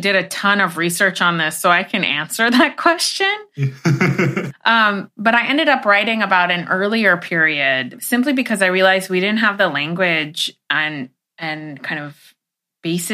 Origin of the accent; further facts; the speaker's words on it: Los Angeles, California, United States; also born or lived in Iran; when I was growing up